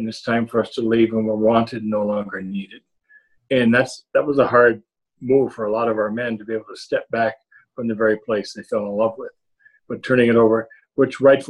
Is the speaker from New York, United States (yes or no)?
yes; Northern New York, United States; growing up in Northern New York, my home diocese of Ogdensburg was very mission-minded